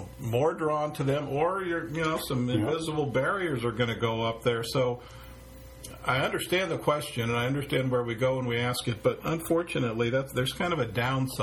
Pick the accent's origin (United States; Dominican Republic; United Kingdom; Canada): United States; San Francisco, California; born or raised there